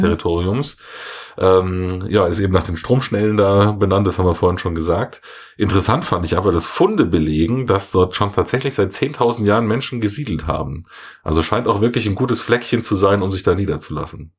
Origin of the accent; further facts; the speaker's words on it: Munich, Bavaria, Germany; ich jetzt als Münchner